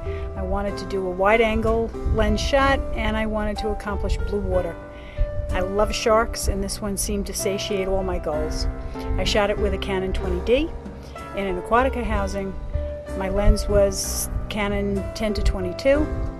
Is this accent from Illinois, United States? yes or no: no; Huntington, New York, United States; I'm from Huntington, Long Island in New York.